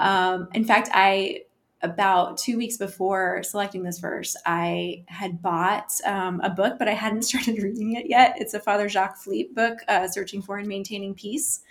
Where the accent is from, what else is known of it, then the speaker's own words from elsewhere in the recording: Omaha, Nebraska, United States; now in Arlington, United States; I live in Arlington, Virginia, originally from Omaha, Nebraska.